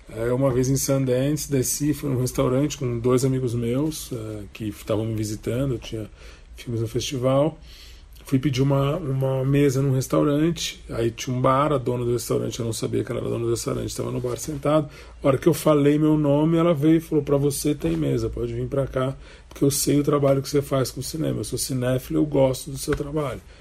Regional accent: Brazil; Eu sou brasileiro e eu tenho orgulho de ser brasileiro

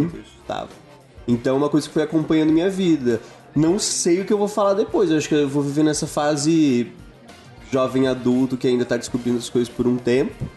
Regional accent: Brazil; now in São Paulo, Brazil; Eu sou de Isara, que é uma cidade

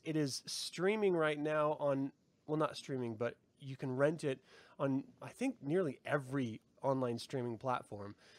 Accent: United States; I'm American

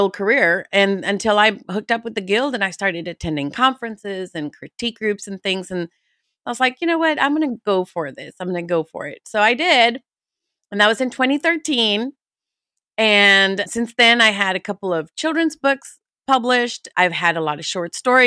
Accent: Houston, Texas, United States; Houston, we're from Houston

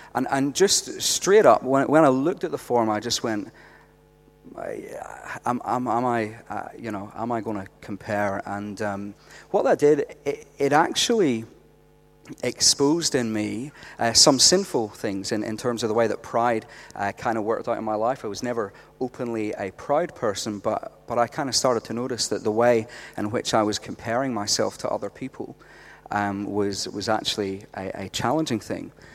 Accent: Northern Ireland, United Kingdom; moved away as an adult; now in Australia; I'm from Northern Ireland. Uh, we came out here about eight years ago, and uh, we've made Australia our home

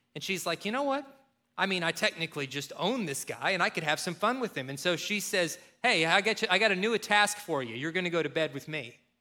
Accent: Kentucky, United States; growing up in Kentucky

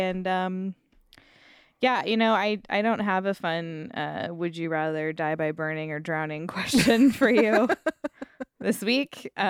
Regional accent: Arizona, United States; Because I grew up in Arizona in the 90s anyway.

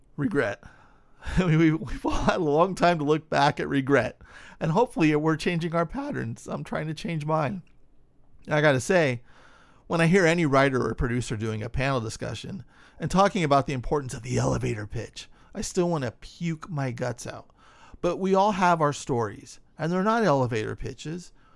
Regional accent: San Francisco, California, United States; Growing up in a dreary suburb of San Francisco in the 1980s in a working class family

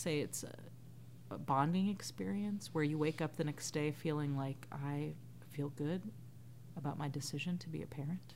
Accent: the South, United States; as a Southerner

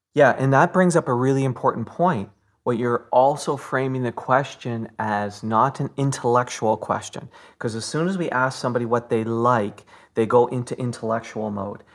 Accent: Fort Erie, Ontario, Canada; I was born in Fort Erie

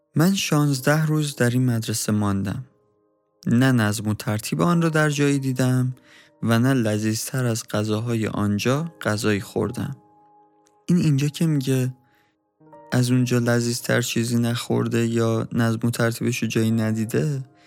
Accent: Iran; ما هم ایرانیم

